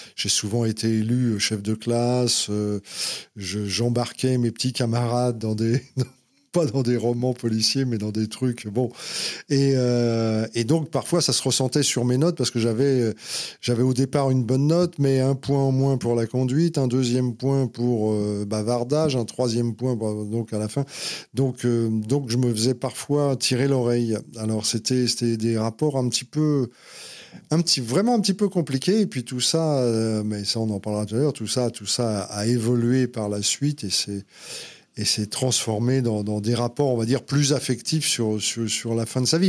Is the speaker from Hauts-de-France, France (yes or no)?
no; Paris, Île-de-France, France; also born or lived in Saint-Ouen; je suis vraiment un Parisien